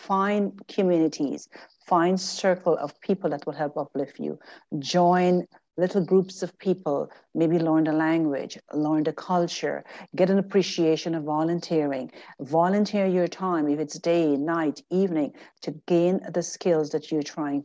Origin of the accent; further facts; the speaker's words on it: Guyana; now in Canada; I'm still a Guyanese at heart.